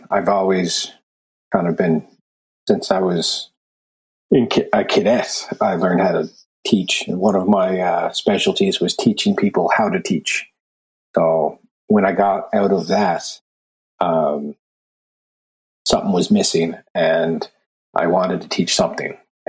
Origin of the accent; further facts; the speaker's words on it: Lower Sackville, Nova Scotia, Canada; Well, I grew up mainly in Lower Sackville, Nova Scotia, but my father's in shipbuilding, so we traveled a lot. Wherever the boat, once the boat floated, we moved to the next shipyard. I've been all over Canada.